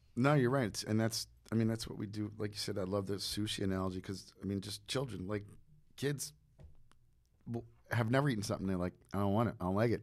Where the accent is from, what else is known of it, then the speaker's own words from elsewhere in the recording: New Jersey, United States; I'm from New Jersey